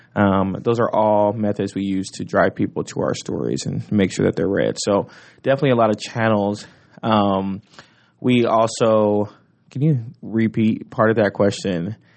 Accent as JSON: {"language": "English", "town": "Omaha", "region": "Nebraska", "country": "United States", "tie": "born or raised there", "said": "I was born and raised in North Omaha"}